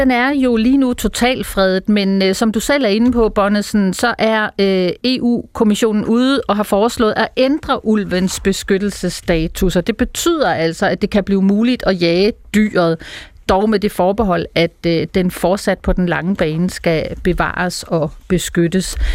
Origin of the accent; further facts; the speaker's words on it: North Zealand, Capital Region of Denmark, Denmark; moved away as an adult; now in Copenhagen, Denmark; Jeg bor øh, i København lige nu, men jeg er fra Nordsjælland.